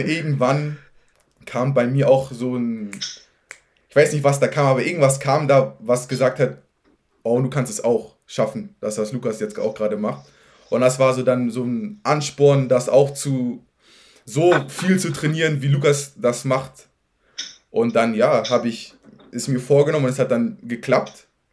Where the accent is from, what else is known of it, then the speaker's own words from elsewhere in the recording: Hamburg, Germany; ich bin in Farmsen-Berne groß geworden